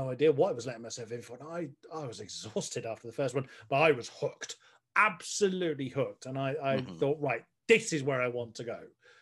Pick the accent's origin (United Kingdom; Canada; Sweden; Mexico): United Kingdom; Frome, South West England; I had a radio show in my hometown here in Somerset